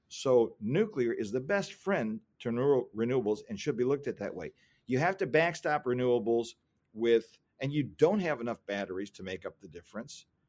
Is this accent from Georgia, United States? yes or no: no; Ohio, United States; I come from Ohio